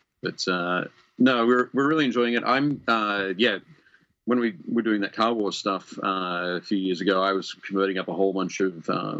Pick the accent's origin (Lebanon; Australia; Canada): Australia; because I'm Australian and the Mad Max feel of it all